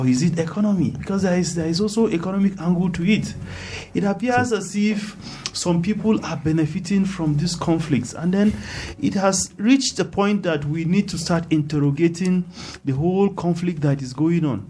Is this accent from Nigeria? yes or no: yes; Jos North, Plateau, Nigeria; I am from Just North